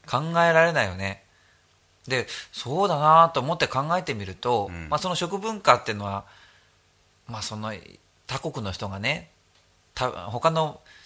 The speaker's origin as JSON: {"language": "Japanese", "town": "Kanazawa", "region": "Ishikawa", "country": "Japan", "tie": "born or raised there", "also_born_or_lived": "Tokyo", "moved": "yes", "said": "高校が金沢の高校で、うん、で全県から集まってるクラスだったの"}